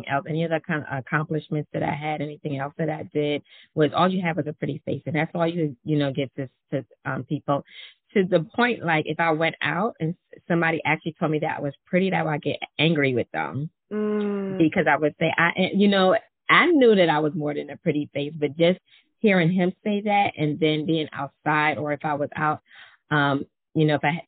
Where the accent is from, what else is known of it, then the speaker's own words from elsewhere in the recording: New York City, New York, United States; I'm from Brooklyn, New York, so I have some fire in me anyway